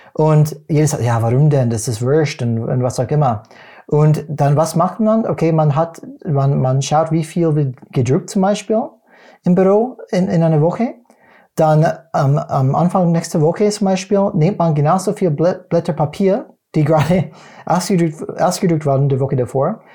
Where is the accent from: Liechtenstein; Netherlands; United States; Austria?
United States; German is a second language; moved away; als Amerikaner